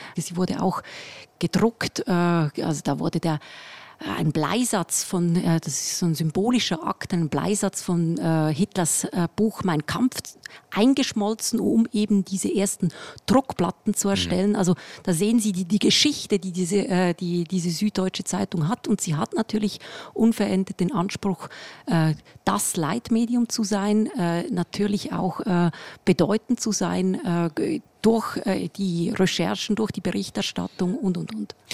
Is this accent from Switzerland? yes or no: yes; Switzerland; accent: leichter Schweizer Akzent; moved away as an adult; now in Munich, Germany; mit meinem leichten Schweizer Akzent